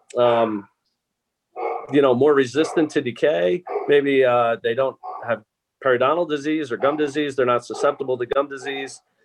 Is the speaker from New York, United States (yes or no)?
no; New Jersey, United States; moved away; also born or lived in Pittsburgh, Pennsylvania; i grew up thankfully in New Jersey